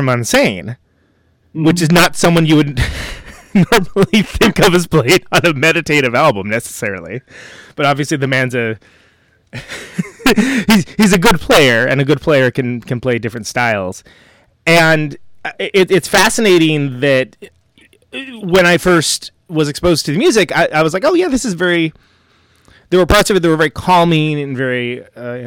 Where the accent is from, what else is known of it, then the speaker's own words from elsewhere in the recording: West Coast, United States; I come from the West Coast